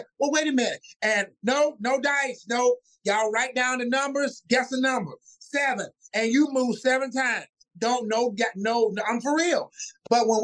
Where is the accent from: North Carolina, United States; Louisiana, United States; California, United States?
North Carolina, United States; Wilson; moved away as an adult; also born or lived in Washington, D.C.; now in Atlanta, United States; I was born in Wilson, North Carolina, and I moved to D.C. And after all of life trials, I am now here in Atlanta, Georgia.